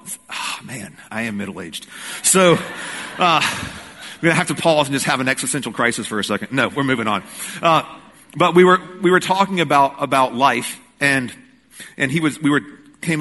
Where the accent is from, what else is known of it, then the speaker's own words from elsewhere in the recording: Rocky Mount, North Carolina, United States; now in Greensboro, United States; Growing up in Rocky Mount, I went all the time